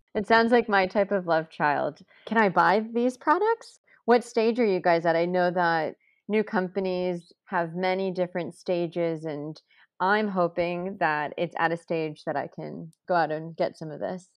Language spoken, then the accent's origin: English; Texas, United States; now in New York City, United States; I grew up in Texas